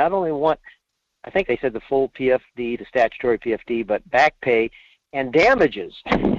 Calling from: Fairbanks, Alaska, United States; in Fairbanks.

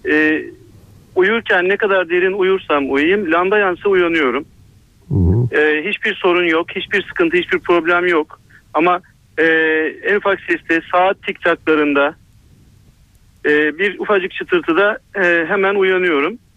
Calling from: Istanbul, Turkey; İstanbul'dan arıyorum.

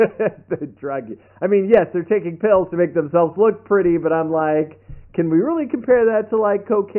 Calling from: Austin, Texas, United States; I'm calling from Austin

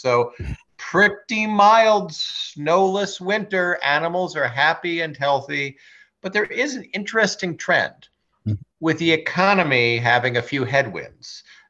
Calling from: Sherborn, Massachusetts, United States; So I'm in Sherbourne, Massachusetts at Unity Farm Sanctuary today.

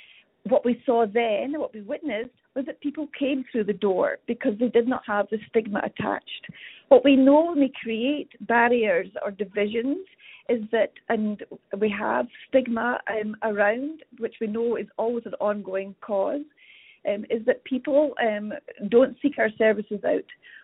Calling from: Calgary, Alberta, Canada; I'm a registered nurse within Alberta. I'm calling from Calgary here.

